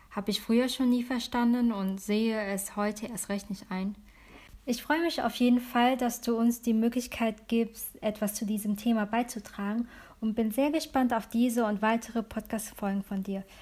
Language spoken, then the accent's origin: German; Germany; born there; Ich bin Wirtdeutsche, meine Eltern kommen beide aus Vietnam und ich bin hier in Deutschland geboren.